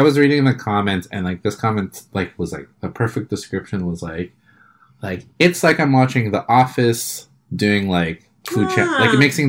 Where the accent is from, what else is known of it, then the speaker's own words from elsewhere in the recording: New York, United States; they're in New York and, like, that's my hometown.